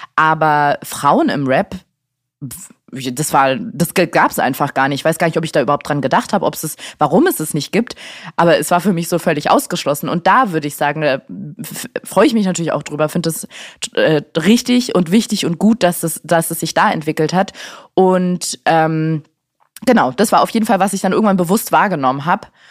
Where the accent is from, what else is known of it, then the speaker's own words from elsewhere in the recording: Berlin, Germany; in Steglitz aufgewachsen